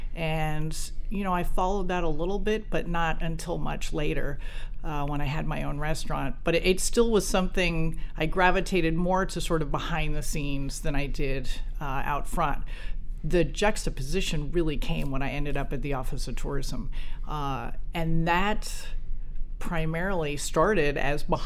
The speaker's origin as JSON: {"language": "English", "region": "New Jersey", "country": "United States", "tie": "born or raised there", "said": "I grew up in New Jersey"}